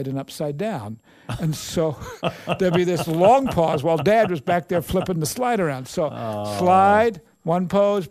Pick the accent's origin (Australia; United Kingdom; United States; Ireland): Australia; moved away; I was born and raised in Australia